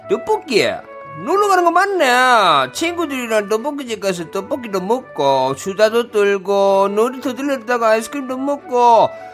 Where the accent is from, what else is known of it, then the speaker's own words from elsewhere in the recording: Ulsan, South Korea; 제 고향이 또 울산 아니겠습니까?